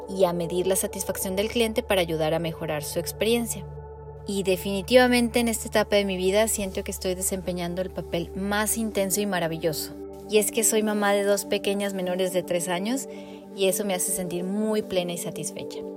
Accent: Tabasco, Mexico; also born or lived in Querétaro / Mexico City / León / Canada; now in Melbourne, Australia; Soy mexicana, nací en Tabasco, pero tengo un poco de queretana, chilanga y leonesa, ya que viví en esos lugares y tengo familia en todos ellos. Llevo más de 10 años viviendo en Melbourne

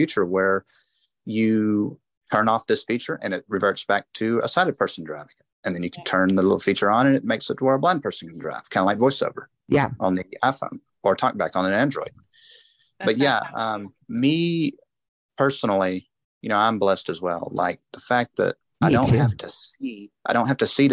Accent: United States; I was born here in America.

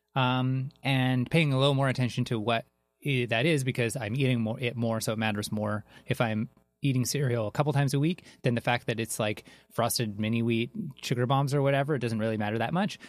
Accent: Canada; I'm Canadian

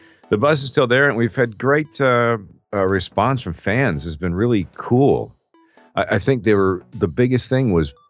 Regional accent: Peterborough, Ontario, Canada; now in United States; in my hometown of Peterborough, Ontario, Canada, many years ago.

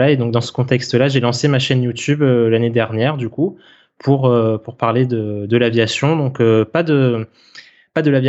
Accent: Réunion, France; moved away as an adult; Donc moi de base je suis originaire de l'île de la Réunion, donc euh, c'est là-bas que j'ai grandi.

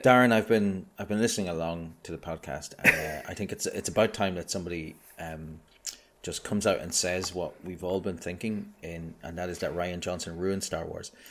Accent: Ireland; I'm Irish.

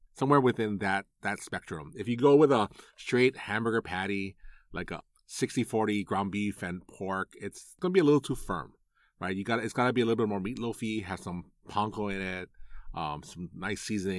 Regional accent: Hawaii, United States; born and raised in Hawaii

